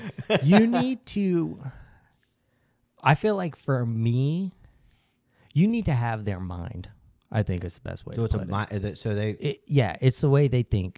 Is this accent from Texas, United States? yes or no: no; Alabama, United States; So I grew up in Alabama. I'm against guns.